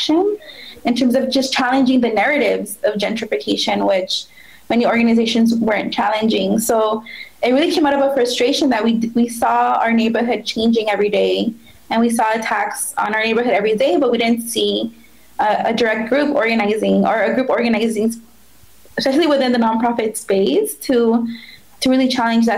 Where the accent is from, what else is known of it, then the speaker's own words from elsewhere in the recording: Los Angeles, California, United States; I grew up here in East